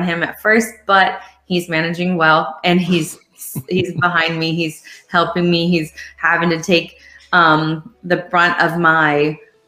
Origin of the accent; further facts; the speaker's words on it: Ireland; I'm from Ireland